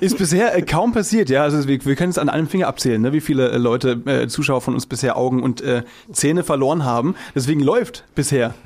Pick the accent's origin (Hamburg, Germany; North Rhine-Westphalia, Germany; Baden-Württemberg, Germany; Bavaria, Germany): Baden-Württemberg, Germany; Müllheim; now in Berlin, Germany; ich bin äh, gar nicht aus dem Schwabenland, sondern aus äh, Baden